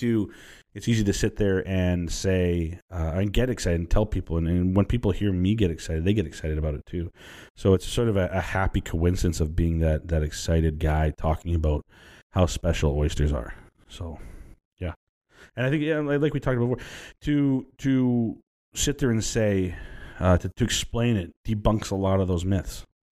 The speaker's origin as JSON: {"language": "English", "region": "Texas", "country": "United States", "said": "I said, listen, where are you from? I said, we're from Texas."}